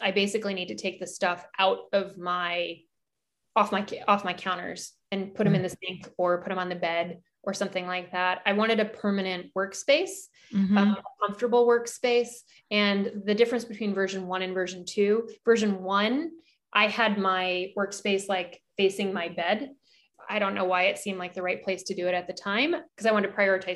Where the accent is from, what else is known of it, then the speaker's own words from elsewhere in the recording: Alaska, United States; moved away; I grew up in Alaska